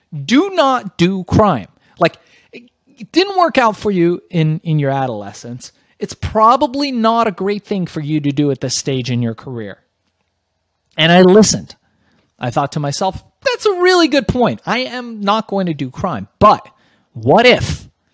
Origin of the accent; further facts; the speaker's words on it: Los Angeles, California, United States; also born or lived in Iran / Germany; we migrated to the United States by way of Germany, landed in Los Angeles